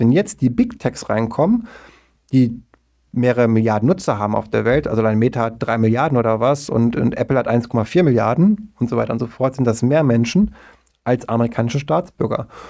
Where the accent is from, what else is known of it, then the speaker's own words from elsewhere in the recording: Germany; wir beide als Deutsche